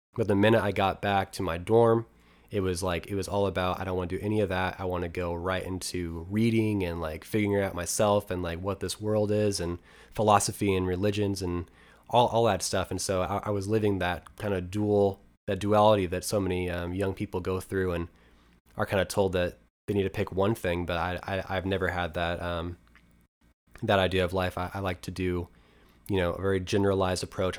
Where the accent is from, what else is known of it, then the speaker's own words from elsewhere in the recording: near Helix, Oregon, United States; my hometown